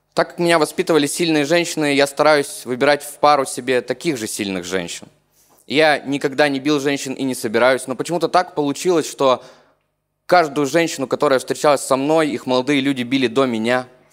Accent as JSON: {"language": "Russian", "town": "Chernushka", "region": "Perm Krai", "country": "Russia", "said": "Я не совсем из Перми, я из э, маленького провинциального города в Пермском крае, он называется Чернушка"}